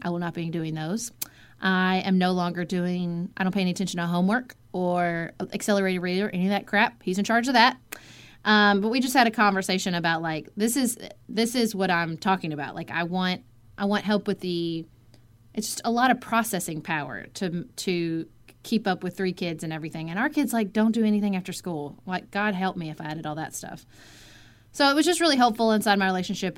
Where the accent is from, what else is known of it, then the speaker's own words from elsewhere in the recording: Paducah, Kentucky, United States; moved away as an adult; also born or lived in Washington, D.C.; my hometown of Paducah, Kentucky, which is I grew up